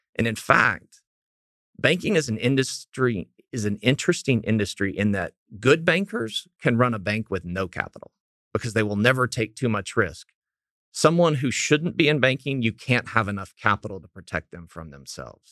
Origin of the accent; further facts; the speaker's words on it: Clinton, Oklahoma, United States; I grew up in Clinton, Oklahoma, uh, ninety miles west of Oklahoma City